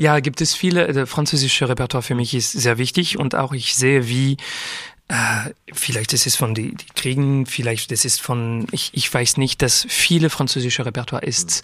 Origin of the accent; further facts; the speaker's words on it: Geneva, Switzerland; German is a second language; also born or lived in Paris, France; now in Zurich, Switzerland; Aber ich bin in Frankreich und Genf, Genf mhm. aufgewachsen. Und äh, ich habe äh, die ganze, wie sagt man, die ganze Schule habe ich in der, in der Schweiz gemacht mhm. und äh, in Genf